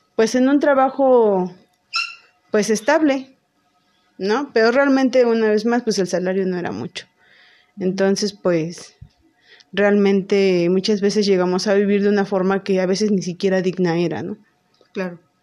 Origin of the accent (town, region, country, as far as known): Teziutlán, Puebla, Mexico; born or raised there; now in Puebla, Mexico